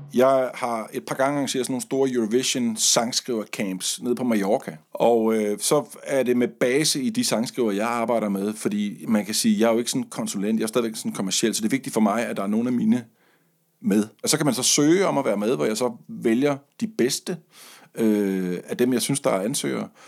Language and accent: Danish; Funen, Southern Denmark, Denmark; har stået i læsen i en radio-tv-butik på Fyn, hvor jeg kommer fra